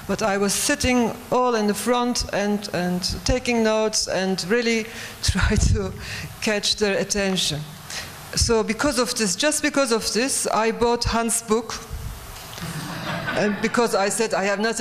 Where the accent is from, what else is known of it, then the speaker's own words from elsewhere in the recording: Turkey; I'm coming from Turkey